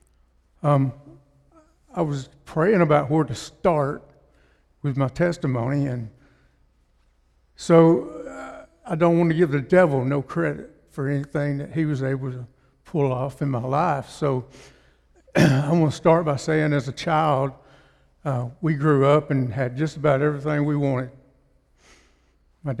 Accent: Russellville, United States; I'm from Russellville

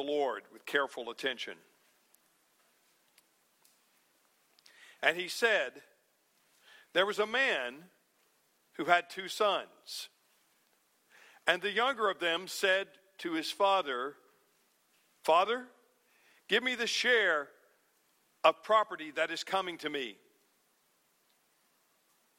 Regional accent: North Alabama, United States; When I was a boy growing up in North Alabama

